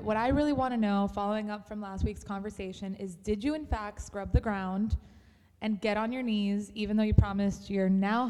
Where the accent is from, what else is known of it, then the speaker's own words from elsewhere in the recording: Miami, Florida, United States; And I was so proud to be from this city